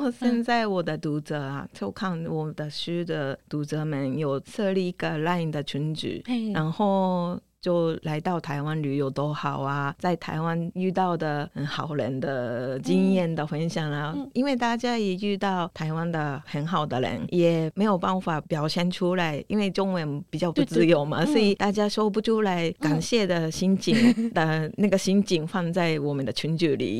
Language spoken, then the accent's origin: Chinese; Japan; Chinese is a second language; moved away as an adult; now in Taiwan; 因为我是我是日本人